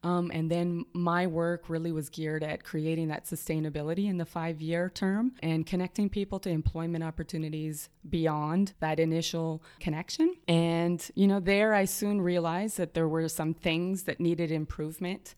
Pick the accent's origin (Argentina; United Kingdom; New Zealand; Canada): Canada; Montreal, Quebec; moved away; also born or lived in Toronto, Canada; I was born in Toronto, in Canada. Humble beginnings. I'm a, uh, the oldest of four kids. And, you know, early on, our parents taught us uh, to be social justice activists, even when it wasn't popular. Uh, but we then moved to Montreal. So, Montreal is home for me